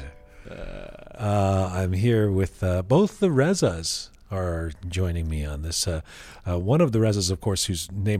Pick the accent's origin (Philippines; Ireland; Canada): Canada; as a Canadian, as somebody who has who played hockey for years as a kid